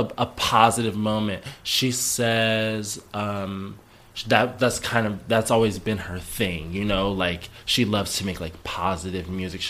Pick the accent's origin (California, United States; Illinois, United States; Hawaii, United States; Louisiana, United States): California, United States; Sacramento; I'm originally from Sacramento, California.